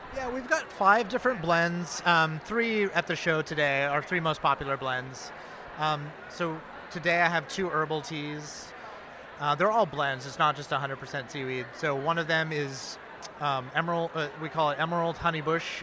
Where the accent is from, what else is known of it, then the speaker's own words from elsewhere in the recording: Maine, United States; now in New York City, United States; I'm from Maine originally, and I was missing Maine so much